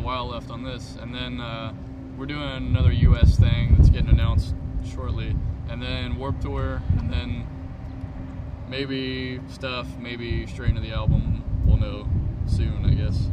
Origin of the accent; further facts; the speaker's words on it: North Louisiana, United States; we're from North Louisiana